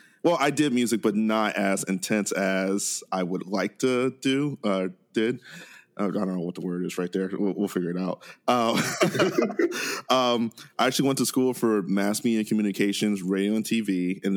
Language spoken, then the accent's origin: English; Akron, Ohio, United States; I'm from Akron, Ohio. I've actually lived here my entire life. I've never left Akron. Like, Akron's been my home for forever.